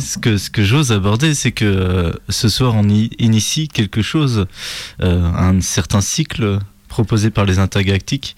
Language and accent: French; Nantes, Pays de la Loire, France; je suis de Nantes